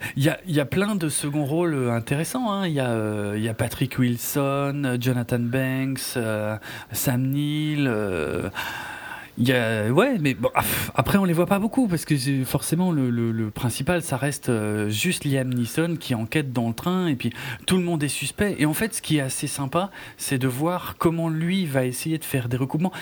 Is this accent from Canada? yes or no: no; France; chez nous en France